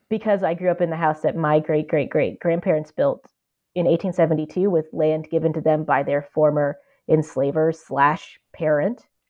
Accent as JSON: {"language": "English", "area": "the Ozarks", "region": "southwest Missouri", "country": "United States", "tie": "born or raised there", "also_born_or_lived": "Minneapolis", "moved": "as an adult", "lives_now": "Cambridge, United States", "said": "we both grew up in the Ozarks"}